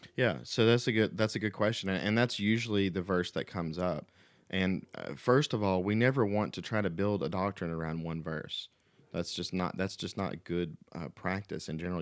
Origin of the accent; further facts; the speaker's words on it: the Bible Belt, United States; growing up in the Bible Belt in America